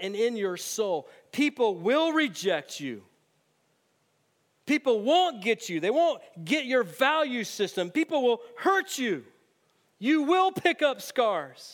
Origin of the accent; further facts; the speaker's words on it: United States; as American Christians in 2018